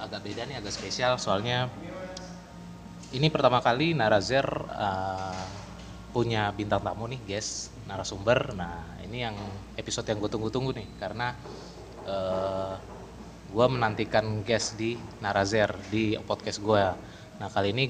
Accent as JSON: {"language": "Indonesian", "region": "North Sumatra", "country": "Indonesia", "said": "karena gue orang Batak jadi gue sering manggilnya Lae"}